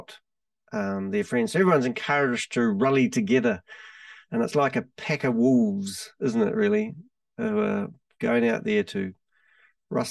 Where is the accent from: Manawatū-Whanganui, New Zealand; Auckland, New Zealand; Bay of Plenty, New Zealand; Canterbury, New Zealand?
Canterbury, New Zealand; Christchurch; I'm from Christchurch. We're based in New Zealand